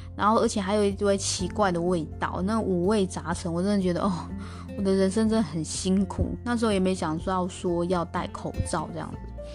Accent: Taiwan; 我台湾来的

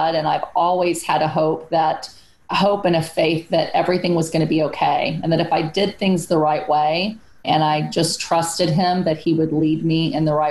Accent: San Antonio, Texas, United States; I grew up in Section 8 housing in San Antonio, Texas

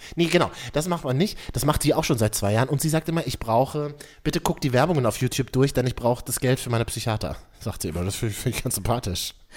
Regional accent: Berlin, Germany; da bin ich ein typischer Berliner

